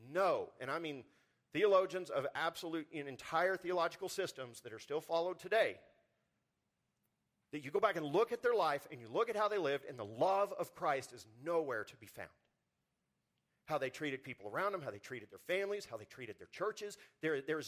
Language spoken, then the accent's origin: English; Texas Panhandle, United States; moved away as an adult; also born or lived in Spokane, Washington; I grew up in the Texas panhandle where the wind blows constantly.